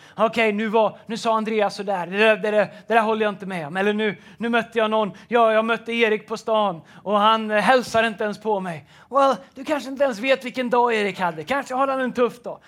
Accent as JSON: {"language": "Swedish", "town": "Tidaholm", "region": "Västra Götaland", "country": "Sweden", "tie": "born or raised there", "also_born_or_lived": "United States", "said": "när jag växte upp så, i Tidaholm"}